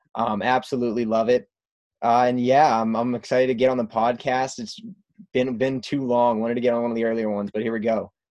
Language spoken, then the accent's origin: English; Worcester, Massachusetts, United States; I'm from Worcester, Massachusetts, about an hour outside of Boston. Like Jordan, born and raised on Boston sports.